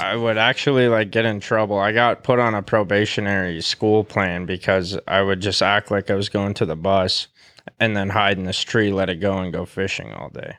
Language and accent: English; Great Falls, Montana, United States; I was born in Great Falls